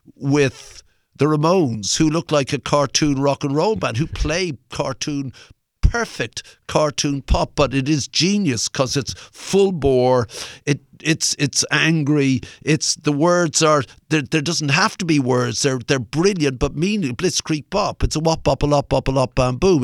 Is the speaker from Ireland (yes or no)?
yes; Ireland; I'm Irish